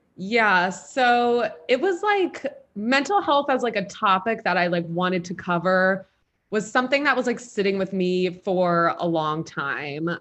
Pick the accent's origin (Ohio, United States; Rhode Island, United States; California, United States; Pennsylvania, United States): Pennsylvania, United States; Philadelphia; moved away; I'm from Philly originally